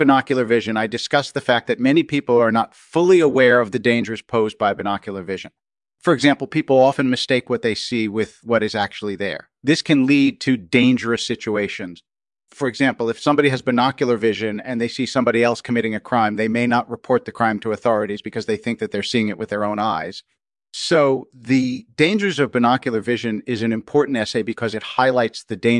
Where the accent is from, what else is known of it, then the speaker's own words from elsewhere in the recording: Baltimore, Maryland, United States; I was born and raised in Baltimore, Maryland